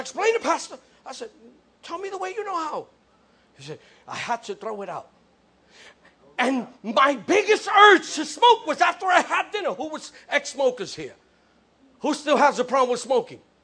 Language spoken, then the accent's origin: English; New York City, New York, United States; I'm from the Bronx. I was grew up seeing buildings burnt down